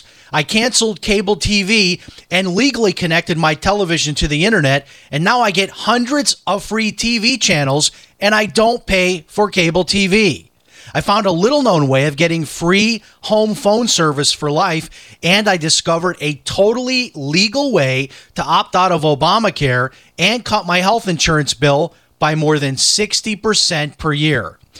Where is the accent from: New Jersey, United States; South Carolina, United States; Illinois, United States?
Illinois, United States; Chicago; I grew up in Chicago eating hamburgers and Italian sausage and all of that stuff.